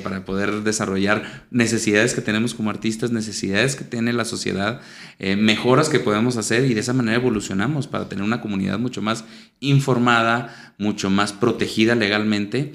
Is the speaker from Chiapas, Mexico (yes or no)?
no; Saltillo, Coahuila, Mexico; also born or lived in Venezuela; Yo soy, eh, nací aquí en Saltillo y aquí viví y aquí estudié